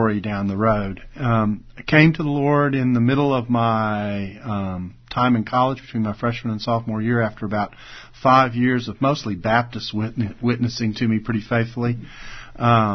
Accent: Houston, Texas, United States; also born or lived in Calgary, Canada; I grew up in Houston, Texas. I was born in Calgary, Canada

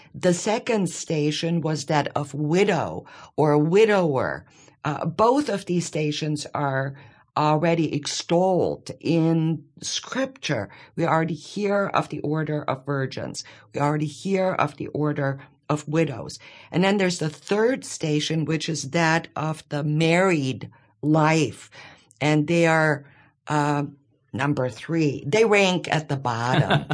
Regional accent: Bavaria, Germany; moved away as an adult; now in Monroe, United States; I grew up in Bavaria.

